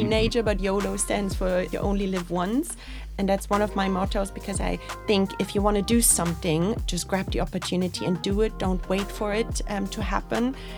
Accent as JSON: {"language": "English", "region": "Berlin", "country": "Germany", "moved": "as an adult", "lives_now": "Dublin, Ireland", "said": "I'm originally from Berlin"}